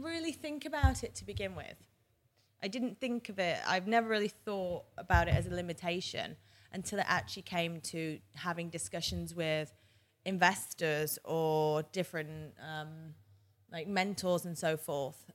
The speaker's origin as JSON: {"language": "English", "town": "Manchester", "region": "North West England", "country": "United Kingdom", "tie": "born or raised there", "also_born_or_lived": "New York / Boston / San Diego / Abu Dhabi", "moved": "as an adult", "lives_now": "London, United Kingdom", "said": "I was born in Manchester, England. I stayed there until I was eighteen, and then I moved to London."}